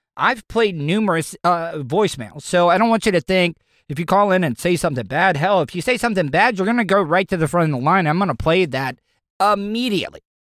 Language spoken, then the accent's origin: English; DeLeon Springs, Florida, United States; we don't have a college in DeLeon Springs. We don't even have a goddamn high school in DeLeon Springs.